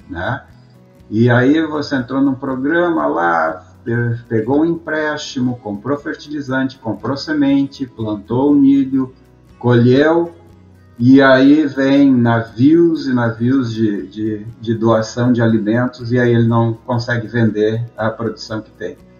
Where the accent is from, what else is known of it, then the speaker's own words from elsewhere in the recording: Brazil; moved away as an adult; now in United States; eu sou um estrangeiro, estou aqui, no, aqui nos Estados Unidos